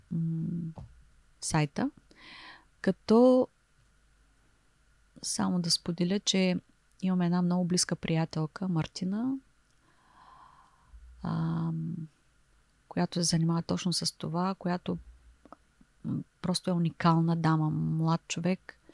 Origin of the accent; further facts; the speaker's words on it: Varna, Varna Province, Bulgaria; И понеже те са от София, ние сме от Варна